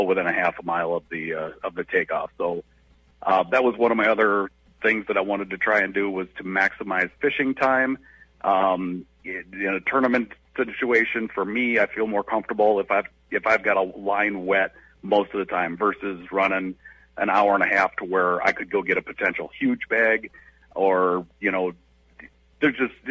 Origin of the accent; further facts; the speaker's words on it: Florida, United States; now in Brainerd, United States; I was born in Florida back in '73